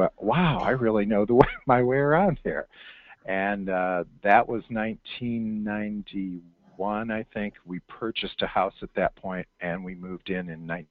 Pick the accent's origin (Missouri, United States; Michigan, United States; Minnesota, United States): Michigan, United States; Detroit; moved away as an adult; now in Tucson, United States; We've done life in the big city. I'm from the Detroit area. I don't need to live in the metropolis again.